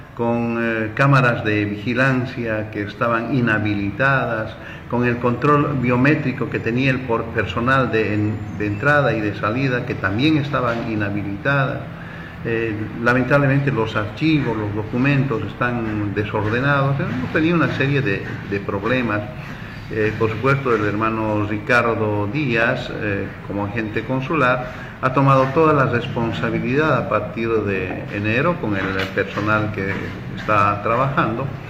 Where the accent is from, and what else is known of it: Bolivia; moved away as an adult; now in Buenos Aires, Argentina